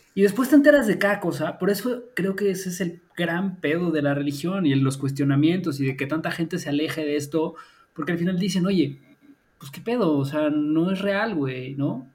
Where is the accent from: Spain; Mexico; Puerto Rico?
Mexico; crecimos y nacimos en México